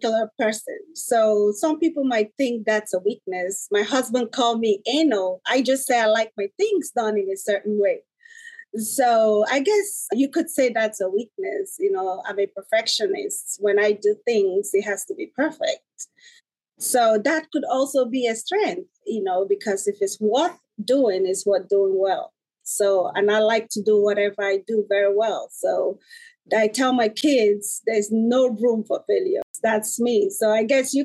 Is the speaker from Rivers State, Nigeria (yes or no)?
yes; Port Harcourt, Rivers State, Nigeria; also born or lived in United States; now in Maryland, United States; I was born in Nigeria, Port Harcourt. My mom is Igbo. My dad is Lebanese. And I grew up in Nigeria. I came to the United States 23 years ago